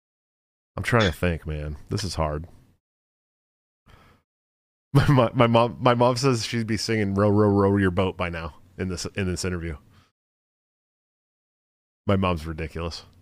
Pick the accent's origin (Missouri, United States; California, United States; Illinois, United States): California, United States; moved away; I'm from California originally